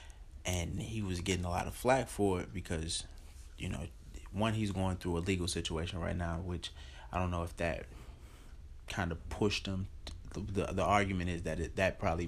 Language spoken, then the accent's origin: English; Chicago, Illinois, United States; I'm from Chicago